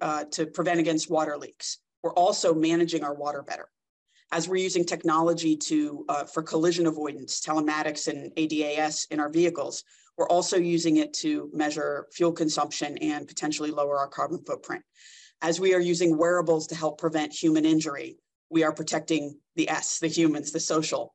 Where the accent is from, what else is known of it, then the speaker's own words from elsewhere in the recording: New Jersey, United States; moved away as an adult; now in Orange County, United States; born and raised in New Jersey